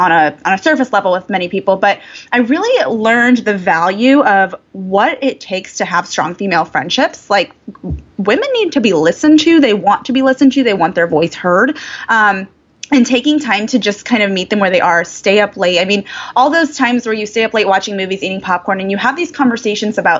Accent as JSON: {"language": "English", "region": "Indiana", "country": "United States", "tie": "born or raised there", "said": "I grew up in the cornfields of Indiana"}